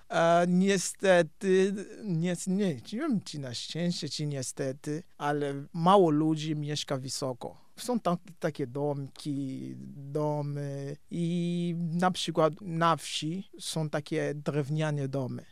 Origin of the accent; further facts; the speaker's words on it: Cabinda, Angola; Polish is a second language; moved away; Ja pochodzę z Kabindy